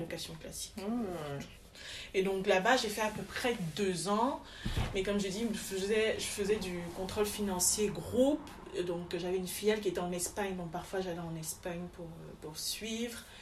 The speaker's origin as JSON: {"language": "French", "town": "Douala", "region": "Littoral", "country": "Cameroon", "tie": "born or raised there", "also_born_or_lived": "Yaoundé / France / Zaventem, Belgium", "moved": "as an adult", "lives_now": "Belgium", "said": "je suis camerounaise de Douala, où je suis, donc je suis née à Yaoundé, mais j'ai grandi à Douala"}